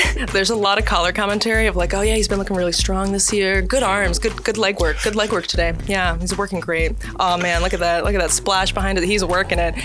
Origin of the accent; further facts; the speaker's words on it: Moldova; moved away; I'm from Moldova, so I have family back there